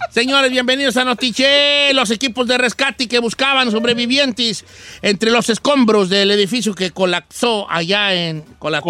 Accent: Mexico; Nosotros como mexicanos

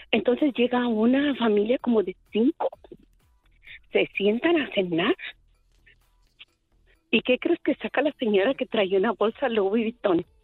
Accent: Mexico City, Mexico; Yo soy del DF y yo no agarro chusma.

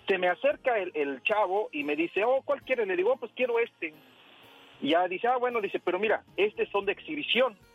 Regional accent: Puebla, Mexico; yo no sabía nada de eso. Yo, la verdad, vengo de Puebla

